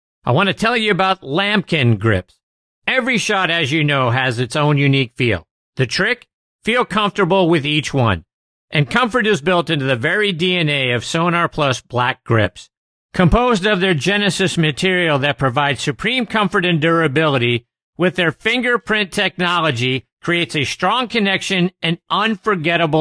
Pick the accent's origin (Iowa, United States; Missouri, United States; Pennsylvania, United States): Pennsylvania, United States; Pittsburgh; my hometown of Pittsburgh